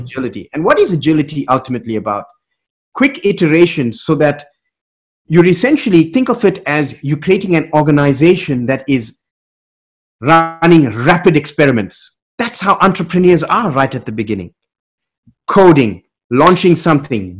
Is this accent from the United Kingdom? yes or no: no; South Africa; moved away; Growing up in South Africa uh, in the 80s, finishing high school in mm-hmm. the 80s